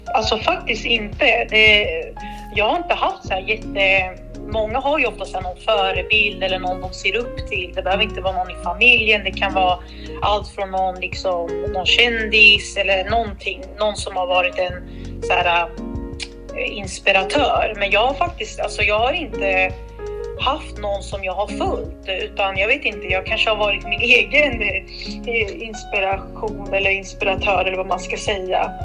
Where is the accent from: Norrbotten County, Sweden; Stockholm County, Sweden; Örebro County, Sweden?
Örebro County, Sweden; Örebro; Jag är uppväxt i Vivalla, om man ska kalla det lite så här förort här i Örebro